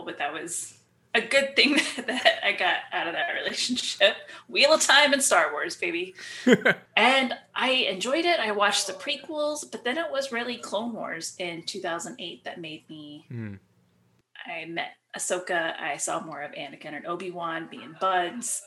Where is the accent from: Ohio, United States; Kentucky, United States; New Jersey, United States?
Ohio, United States; I'm from Ohio